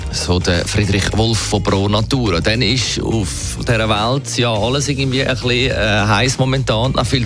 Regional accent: Switzerland; Dabei sind wir Schweizer noch viel schlimmer.

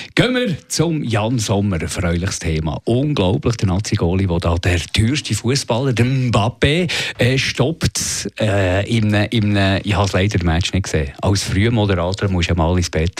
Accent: Switzerland; als Schweizer

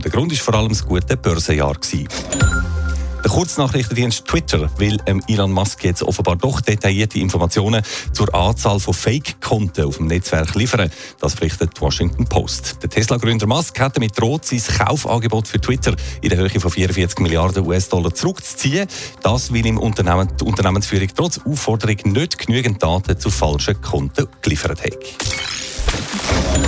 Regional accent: Switzerland; hier bei uns in der Schweiz

